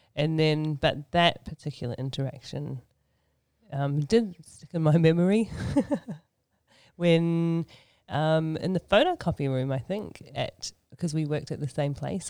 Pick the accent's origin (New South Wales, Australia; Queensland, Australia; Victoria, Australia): New South Wales, Australia; Sydney; accent: Aussie; moved away as an adult; also born or lived in New Zealand; now in Auckland, New Zealand; I was born and raised in Sydney, Australia, and um, lived there for um, most of my life